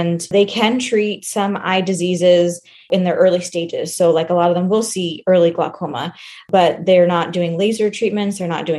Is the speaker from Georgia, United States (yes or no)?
no; Houston, Texas, United States; I grew up in the Houston area